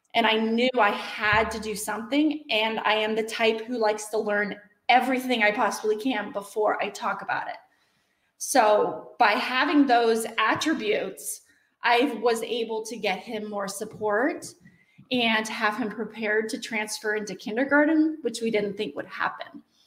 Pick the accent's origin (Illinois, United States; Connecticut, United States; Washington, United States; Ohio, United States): Washington, United States; moved away as an adult; now in Wyomissing, United States; I was born and raised in Washington State, so complete polar opposite areas